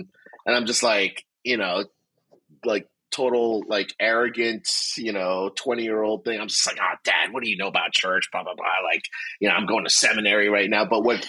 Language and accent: English; New Jersey, United States; born and raised in Jersey. God's doing this tremendous thing through Liquid Church to my home state